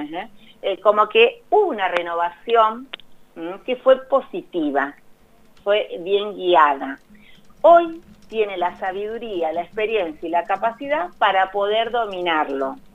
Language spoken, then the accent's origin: Spanish; Santa Fe, Argentina; Me van a odiar los colonistas. Yo soy de Santa Fe. Ah, mira. Yo soy de Santa Fe, sí.